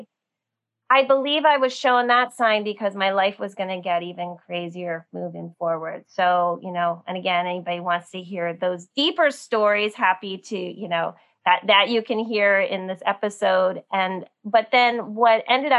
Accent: New Jersey outside of New York City, United States; I grew up in New Jersey outside of New York City

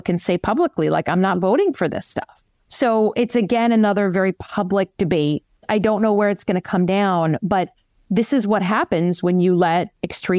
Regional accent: Michigan, United States; As a good Midwesterner who comes from a swing state, I have to say, we've been doing our part in Michigan

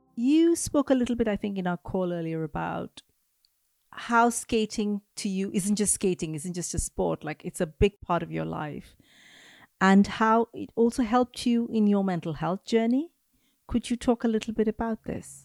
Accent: Mumbai, Maharashtra, India; Growing up in Mumbai

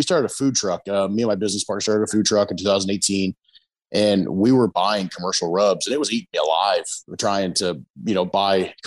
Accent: Texas, United States; I was born in Texas

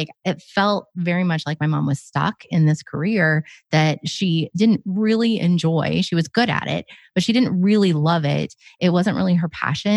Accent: Oregon, United States; I grew up in Oregon

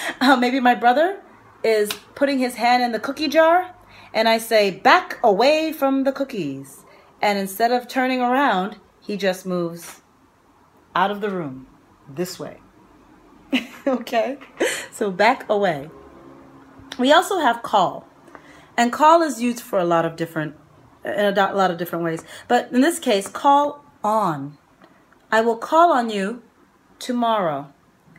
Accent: New York, United States; I'm from New York.

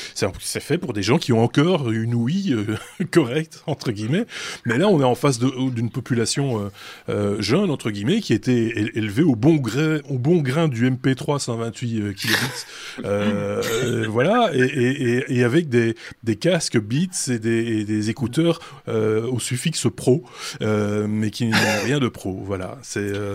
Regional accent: Belgium; on en, a de plus en plus chez nous en Belgique

